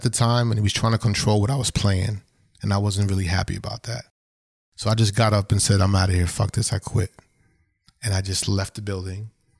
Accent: Brooklyn, New York, United States; I was literally in the handball courts where I grew up in Brooklyn

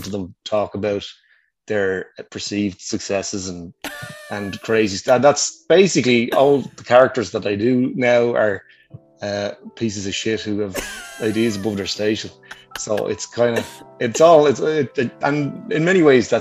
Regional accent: Wicklow, Leinster, Ireland; now in Dublin, Ireland; I'm from Wicklow. I'm based in Dublin last while.

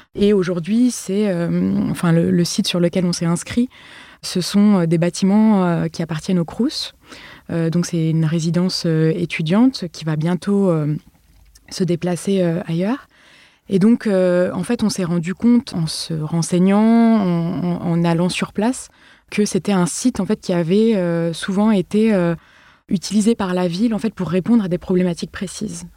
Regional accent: Paris, Île-de-France, France; je viens de Paris

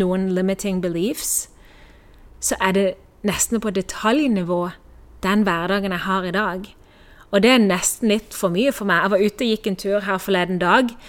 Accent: Norway; moved away as an adult; also born or lived in Kristiansand, Norway; now in Spain; jeg lå i senga hjemme i Norge i mange år siden jeg var liten

